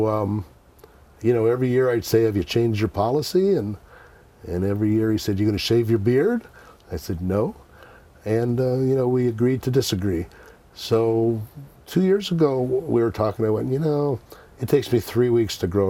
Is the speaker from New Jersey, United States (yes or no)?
no; Milwaukee, Wisconsin, United States; I grew up in Milwaukee